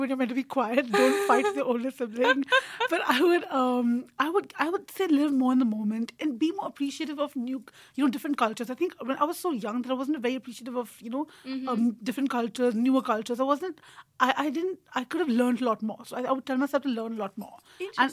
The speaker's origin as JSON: {"language": "English", "town": "New Delhi", "region": "Delhi", "country": "India", "moved": "as an adult", "lives_now": "St Andrews, United Kingdom", "said": "I'm from New Delhi."}